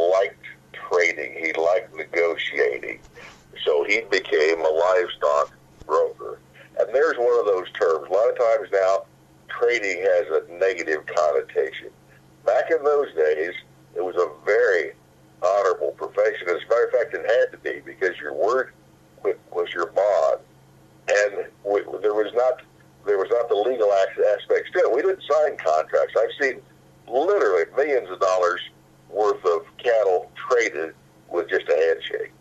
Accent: Cass County, Missouri, United States; now in Riverton, United States; I was born in Cass County, Missouri

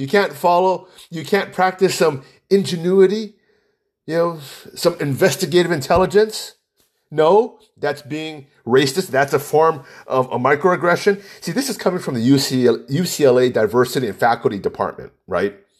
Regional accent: Hawaii, United States; I'm from Hawaii. I'm hundred percent Chinese

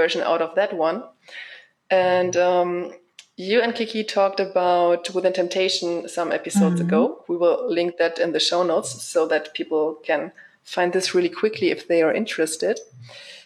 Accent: hometown near Braunschweig, Lower Saxony, Germany; in my hometown

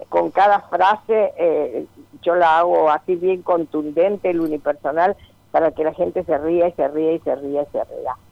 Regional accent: Uruguay; yo soy uruguaya, como recordarás.

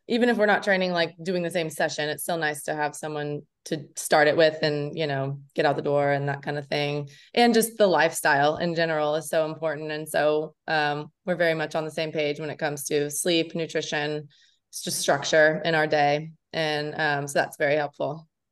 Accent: Lexington, Kentucky, United States; moved away as an adult; also born or lived in Indiana; I'm from Lexington, Kentucky. So I grew up there

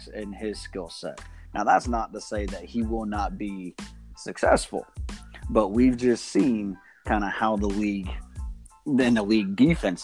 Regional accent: Atlanta, Georgia, United States; my hometown team, the Atlanta Falcons

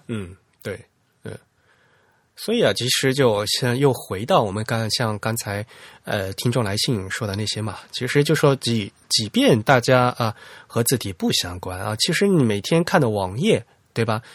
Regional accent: Fujian, China; accent: Fujian dialect; 我们家老家话，我们福建方言也有这个音

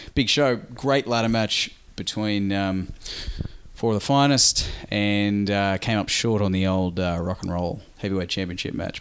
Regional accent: Australia; us being Australian

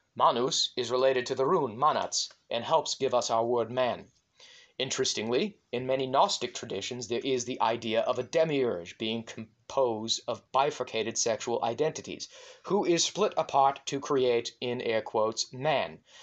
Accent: Maine, United States; my home state of Maine

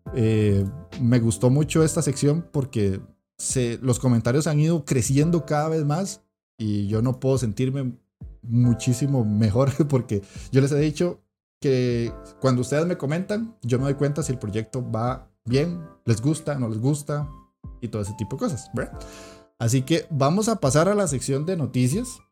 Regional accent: Costa Rica; en mi país, que es Costa Rica

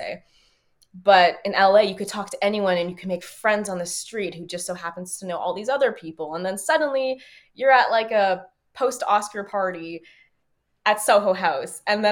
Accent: Canada; as a Canadian being in L.A.

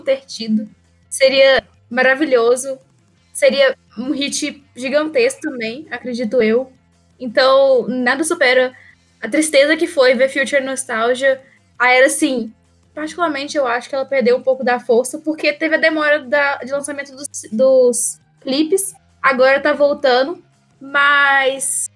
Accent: Minas Gerais, Brazil; como boa mineira que sou

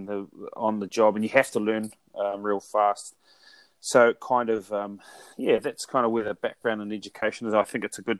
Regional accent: New Zealand; I'm from New Zealand

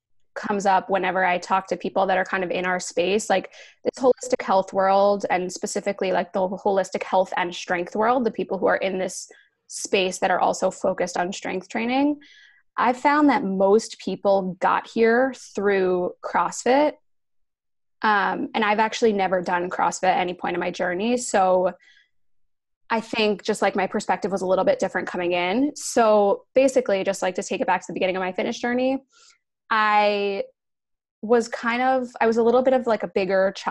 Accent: New Jersey, United States; moved away as an adult; also born or lived in New York City; I grew up in Jersey, but I moved to the city.

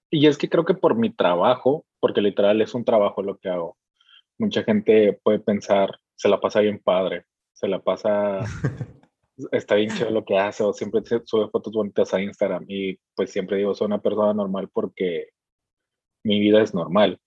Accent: Veracruz, Mexico; now in Mexicali, Mexico; no vivo en la ciudad en la que, en la que nací, soy de Veracruz y actualmente vivo en Mexicali, Mexicali, Baja California

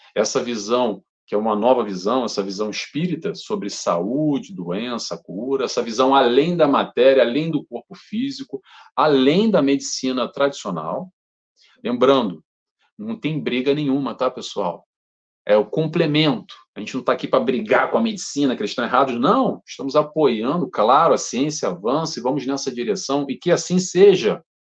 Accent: Rio de Janeiro, Brazil; moved away as an adult; also born or lived in Brighton, United Kingdom / London, United Kingdom; now in Portugal; eu sou brasileiro, carioca

